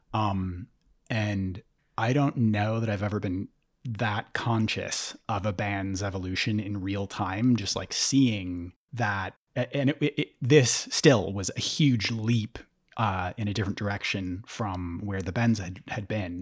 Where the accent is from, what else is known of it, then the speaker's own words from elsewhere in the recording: St. Paul, Minnesota, United States; I grew up in St. Paul and I used to work at First Avenue